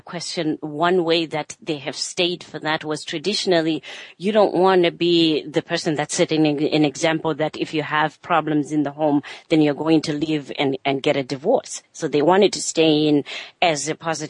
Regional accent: Zimbabwe; moved away; I'm from Zimbabwe, I'm from Africa myself

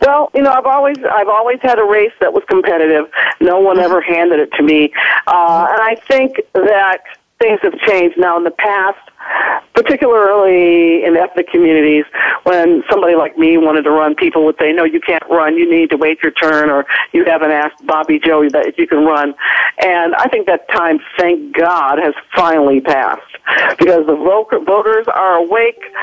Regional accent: Ohio, United States

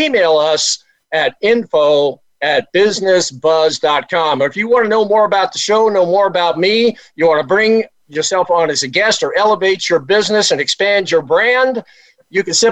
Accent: East Coast, United States; I was born in the East Coast

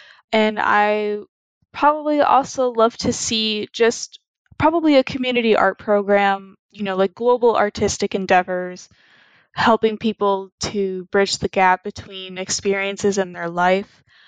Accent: Plano, Texas, United States; I'm from Plano, Texas, and I'm on Planet Classroom.

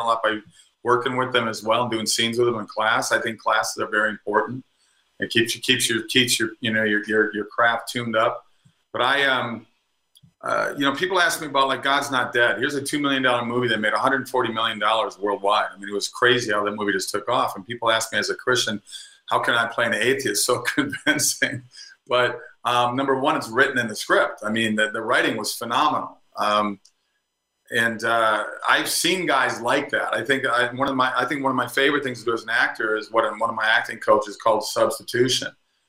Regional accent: Minnesota, United States; moved away as an adult; also born or lived in California; now in Florida, United States; I grew up in Minnesota. I don't miss the cold winters anymore. I left right after college.

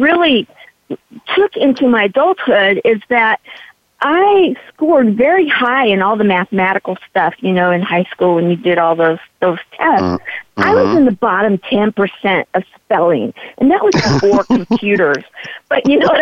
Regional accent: San Diego, California, United States; I was raised in the East County of San Diego

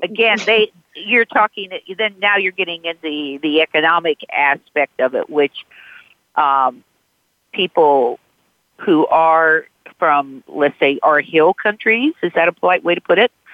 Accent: United States; I'm American born

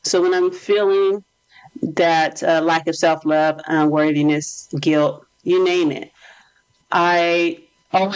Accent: United States; I am from America

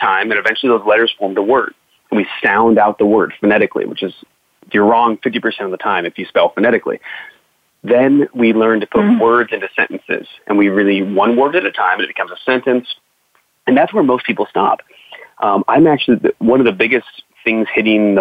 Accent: United States; growing up in the American schooling system

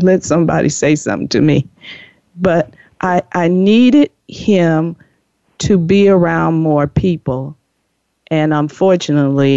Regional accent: Chicago, Illinois, United States; now in California, United States; I'm originally from the Chicago, Illinois, and moved to California

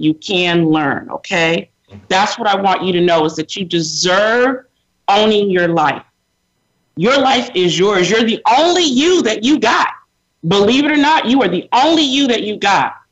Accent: Sacramento, California, United States; I grew up predominantly in Sacramento, California

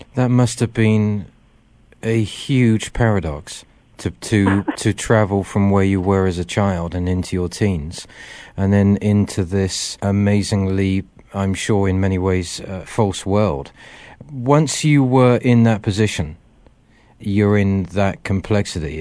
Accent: Wiltshire, South West England, United Kingdom; moved away; I come from Wiltshire

